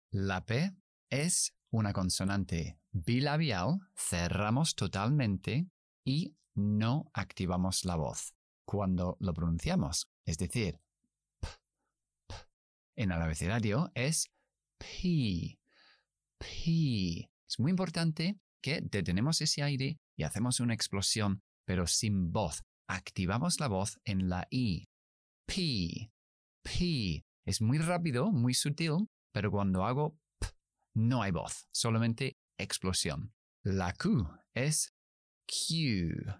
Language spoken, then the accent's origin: Spanish; United Kingdom; accent: British English; Spanish is a second language; Yo soy inglés británico, así que yo pronuncio